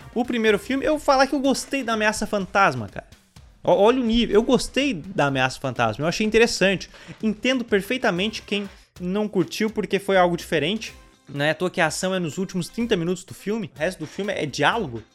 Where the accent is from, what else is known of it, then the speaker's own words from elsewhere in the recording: Brazil; sendo brasileiro